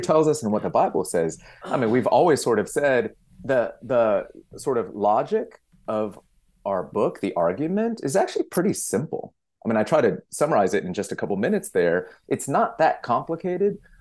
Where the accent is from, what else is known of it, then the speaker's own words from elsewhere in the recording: Victorville, California, United States; I grew up in SoCal, um, you know, out in the desert, uh, up in Victorville